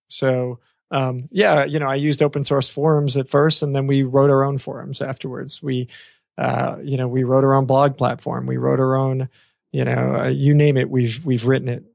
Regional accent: New York, United States; I come from New York.

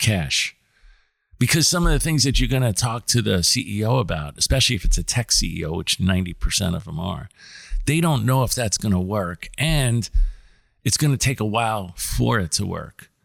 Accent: New Jersey, United States; also born or lived in New York City; I grew up in New York City until I was about ten, and then I grew up in New Jersey. So I did all my high s, junior high and high school years in, in New Jersey

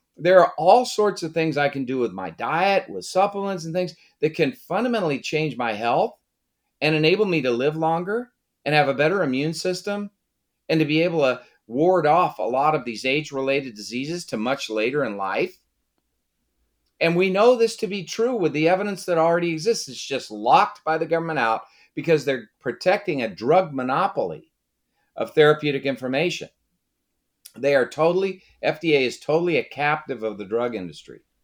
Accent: Brockton, Massachusetts, United States; moved away; also born or lived in Washington; I was born in Brockton, Massachusetts

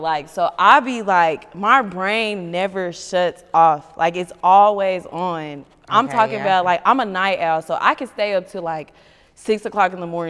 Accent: Texas, United States; me being an outsider from Texas

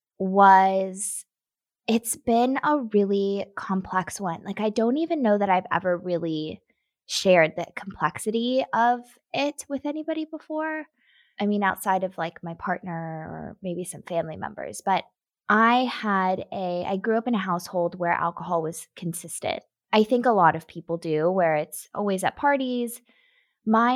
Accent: Nashville, Tennessee, United States; I grew up in Nashville

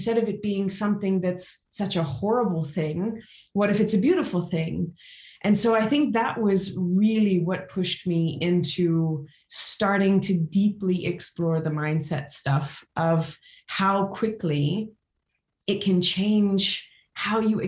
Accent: Louisiana, United States; now in Switzerland; how I grew up in Louisiana

